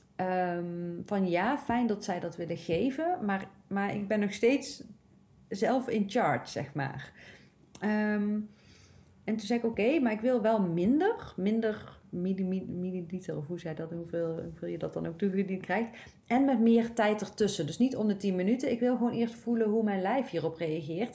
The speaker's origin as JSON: {"language": "Dutch", "region": "North Brabant", "country": "Netherlands", "said": "ik kom zelf uit Brabant"}